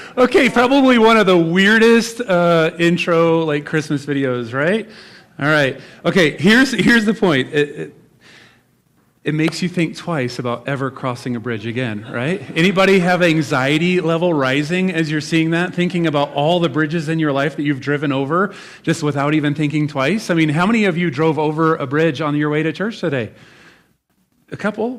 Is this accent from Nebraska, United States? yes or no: yes; Nebraska, United States; I'm from Nebraska.